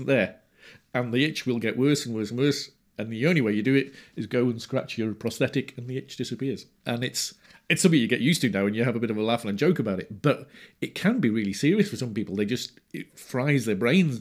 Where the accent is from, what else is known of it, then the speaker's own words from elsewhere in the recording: Rhyl, Wales, United Kingdom; I was born in Rhyl, in North Wales.